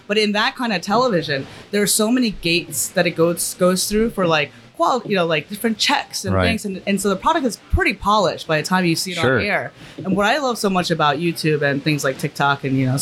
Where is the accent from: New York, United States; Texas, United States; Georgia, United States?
New York, United States; New York City; I grew up in Brooklyn